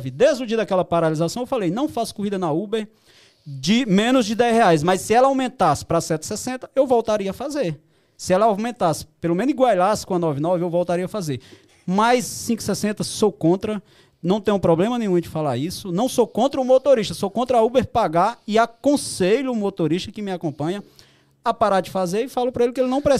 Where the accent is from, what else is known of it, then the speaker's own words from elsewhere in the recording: Ceará, Brazil; Eu sou lá do Ceará, todo mundo sabe eu fui lá, fez um ano agora